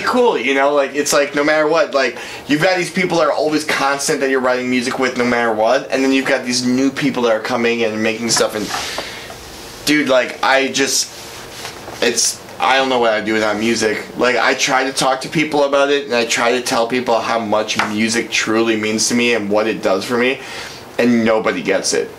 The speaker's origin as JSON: {"language": "English", "town": "Brookfield", "country": "United States", "tie": "born or raised there", "said": "growing up in Brookfield"}